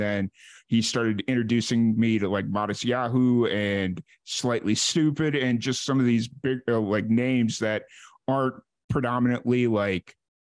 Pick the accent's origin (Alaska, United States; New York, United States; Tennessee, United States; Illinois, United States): Illinois, United States; Chicago; moved away; also born or lived in New Mexico; I grew up in Chicago, so reggae music wasn't quite a thing there. And then I moved out to New Mexico